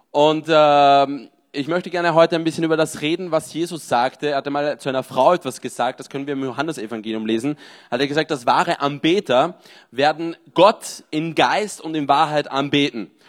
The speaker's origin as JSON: {"language": "German", "country": "Austria", "lives_now": "Marseille, France", "said": "Ich bin in Marseille, 30 Jahre, bin ursprünglich Österreicher"}